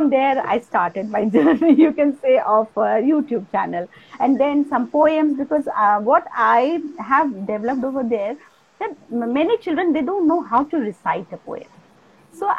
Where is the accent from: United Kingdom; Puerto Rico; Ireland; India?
India; Kolkata, West Bengal; moved away; also born or lived in Assam; I was born and brought up in Kolkata